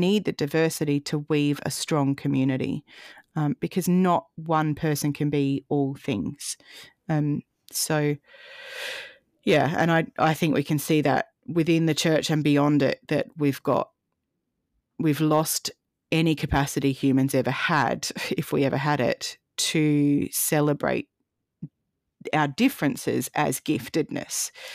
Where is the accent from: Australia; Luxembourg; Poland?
Australia; Adelaide, South Australia; moved away as an adult; also born or lived in Canberra; I moved back from Canberra to Adelaide last year, and Adelaide is where I grew up